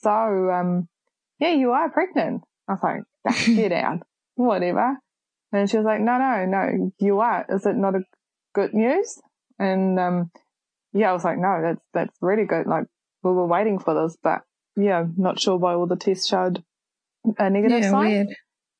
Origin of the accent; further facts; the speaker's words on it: Germany; moved away as an adult; now in Whakatane, New Zealand; I'm originally from Germany. I'm 27 years old and I've been in New Zealand for the last 8 years